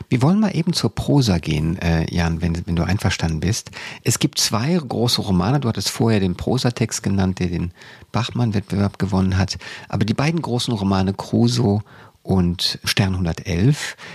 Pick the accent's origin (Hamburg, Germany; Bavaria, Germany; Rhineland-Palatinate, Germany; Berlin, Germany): Berlin, Germany; denn ich bin als Berliner ein Westgeschöpf und wollte dann auch im Westteil wohnen